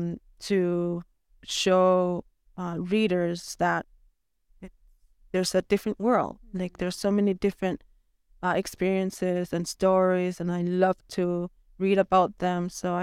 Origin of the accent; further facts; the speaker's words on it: Nunavik, Quebec, Canada; I'm happy that I was born and raised in Nunavik.